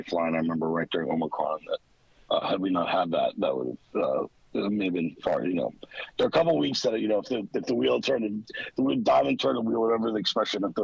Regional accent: New York City, New York, United States; I grew up in Queens

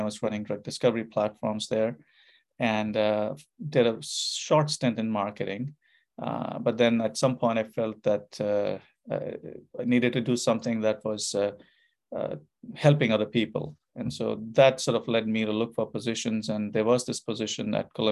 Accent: Kanpur, Uttar Pradesh, India; moved away as an adult; also born or lived in Calcutta, India / Bombay, India; now in United States; I was born in India, born in Calcutta in India. But I lived most of my growing up years in northern India, in a city called Kanpur

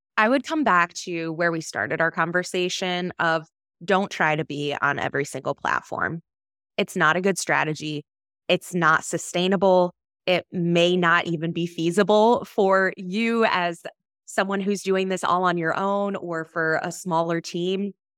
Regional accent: Michigan, United States; I grew up in Michigan

